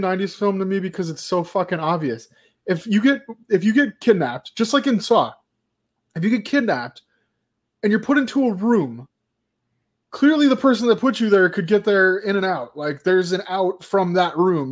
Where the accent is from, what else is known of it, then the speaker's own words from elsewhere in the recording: United States; as an American